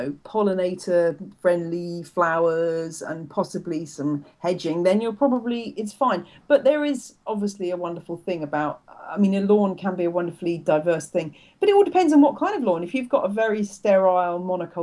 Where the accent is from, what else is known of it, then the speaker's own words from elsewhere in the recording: United Kingdom; also born or lived in Louisiana, United States; being a Brit down there at the time